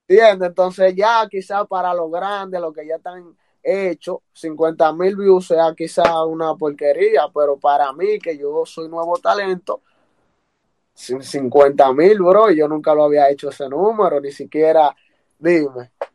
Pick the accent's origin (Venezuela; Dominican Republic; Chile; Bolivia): Dominican Republic; Santiago de los Caballeros, Santiago; me dio a conocer ya a nivel internacional en mi país, República Dominicana